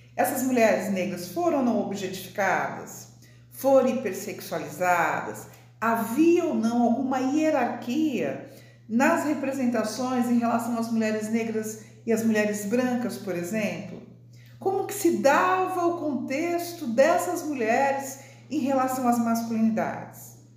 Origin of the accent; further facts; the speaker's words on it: São Paulo, Brazil; moved away as an adult; now in Brasília, Brazil; sou de São Paulo, né? estou em Brasília, na Universidade de Brasília, mas eu sou de São Paulo